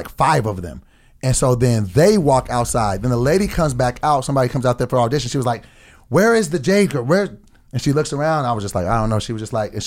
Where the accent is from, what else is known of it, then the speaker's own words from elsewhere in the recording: Sacramento, California, United States; I'm from Sacramento.